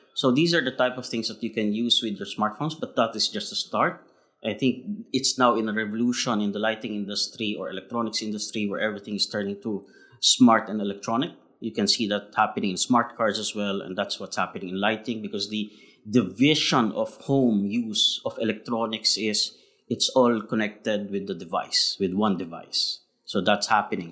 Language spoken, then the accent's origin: English; Philippines; now in Shanghai, China; Being Filipino, we are very uh, we are very resilient people.